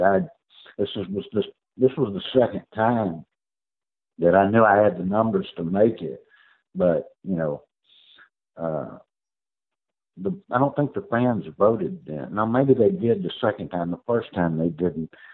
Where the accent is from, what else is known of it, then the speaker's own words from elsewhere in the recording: Houston, Texas, United States; I got to play a year and a half here in my hometown of Houston.